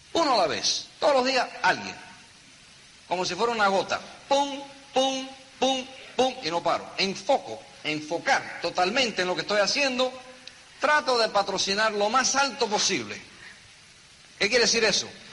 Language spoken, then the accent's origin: Spanish; New York City, New York, United States; Yo me crié en un apartamento chiquitico en Nueva York. Yo nací en Nueva York. Un apartamento en el Bronx.